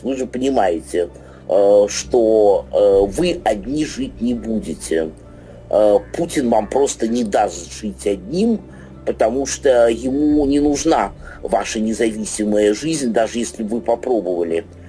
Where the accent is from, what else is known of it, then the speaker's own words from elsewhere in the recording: Russia; уроженец этой России